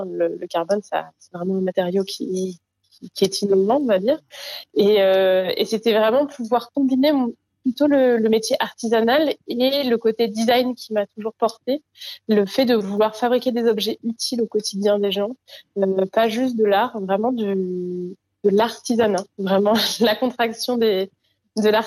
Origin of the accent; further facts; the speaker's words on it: Guadeloupe, France; born there; Je suis née en Guadeloupe sur un bateau